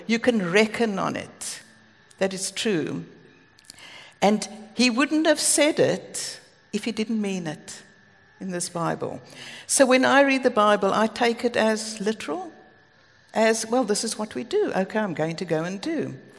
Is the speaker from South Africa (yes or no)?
yes; Cape Town, Western Cape, South Africa; moved away as an adult; now in United Kingdom; Greg and I come from Cape Town